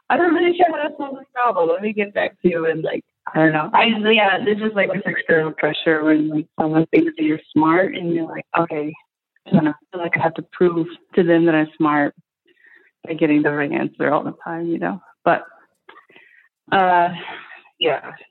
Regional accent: Arizona, United States; So my parents, uh, they're from, but we're from the Navajo Nation, which is a reservation that's in like Mexico, mostly Arizona.

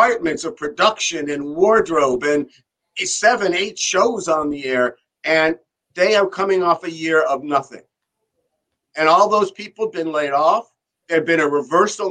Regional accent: Beverly Hills, California, United States; I went to Beverly Hills High School and I grew up in Beverly Hills

